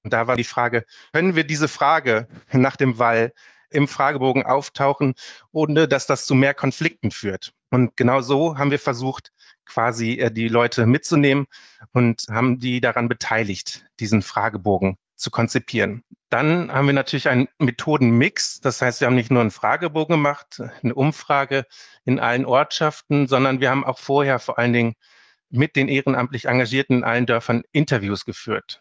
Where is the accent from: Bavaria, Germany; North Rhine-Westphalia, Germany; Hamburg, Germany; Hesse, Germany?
North Rhine-Westphalia, Germany; Herne; ich bin geboren in Herne und habe immer im Ruhrgebiet gelebt